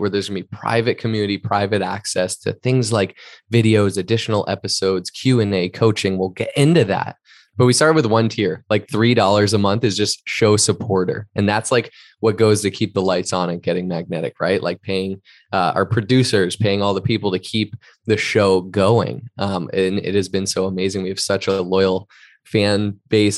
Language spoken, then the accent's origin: English; East Coast, United States; moved away as an adult; also born or lived in Boston; now in Southern California, United States; an East Coaster myself, like, from the East Coast